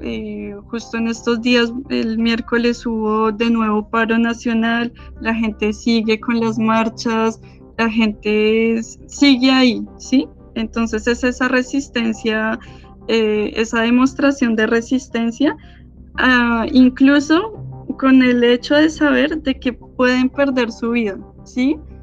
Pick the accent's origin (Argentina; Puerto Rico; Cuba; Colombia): Colombia; now in France; somos todos colombianos